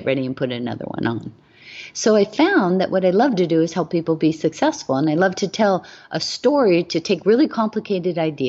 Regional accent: Hawaii, United States; I was raised in Hawaii

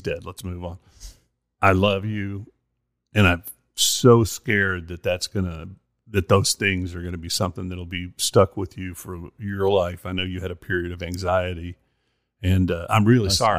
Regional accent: Monahans, Texas, United States; moved away; my hometown, Monahans, Texas

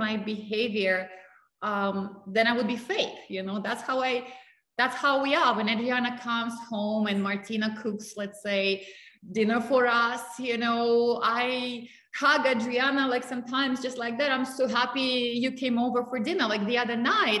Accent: Russia; moved away; I grew up in Russia.

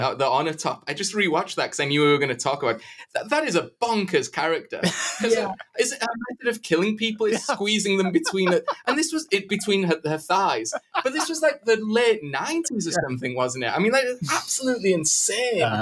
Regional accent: United Kingdom; being British

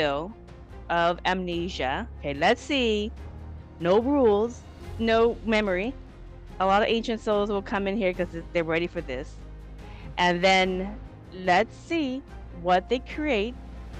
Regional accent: Laos; now in Seattle, United States; I'm from Laos. I'm Laotian, and I live here in the United States, in Seattle, Washington.

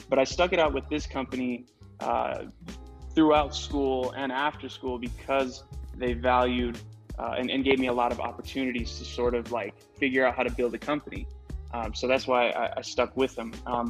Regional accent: Oxnard, California, United States; born there; also born or lived in Washington / Uruguay / Idaho / Illinois; I was born in Oxnard, California, 23 years old. I'm actually a military brat, meaning my dad was in the Navy. So I moved around a lot, lived in California, Washington, Uruguay, Idaho, Illinois.

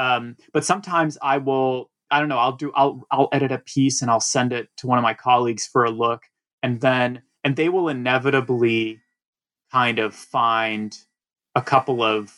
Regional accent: Atlanta, Georgia, United States; moved away as an adult; now in New York, United States; And so I grew up in Atlanta, and then basically, you know, came to New York for college, and pretty much out of college, started working in book publishing.

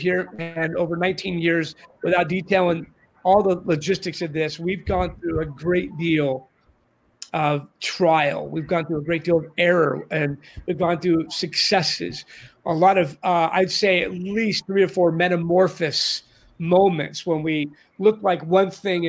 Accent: Orange County, California, United States; now in San Diego, United States; I grew up in Orange County in the 60s and 70s and came back after many years gone

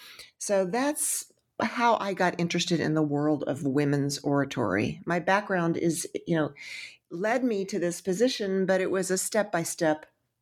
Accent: Texas, United States; I'm from Texas, and the cities in Texas are quite nice, but they're quite modern.

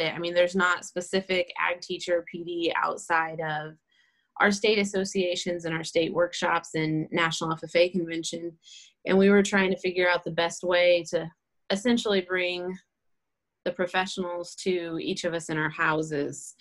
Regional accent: Indiana, United States; I am from Indiana. I teach at Carroll Junior Senior High School, which is in Flora

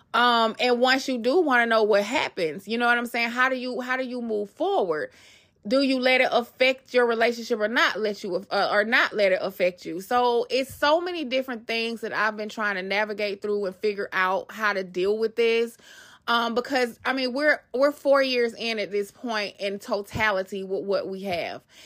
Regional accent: Atlanta, Georgia, United States; moved away; also born or lived in Queens, New York; I grew up in Atlanta, Georgia

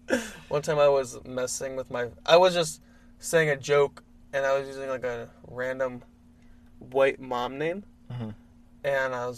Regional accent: Michigan, United States; I'm from Michigan.

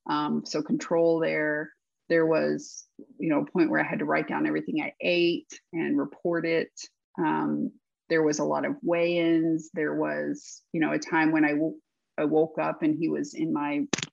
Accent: the South, United States; But I had this, I think maybe growing up in the South, maybe the way my parents raised me

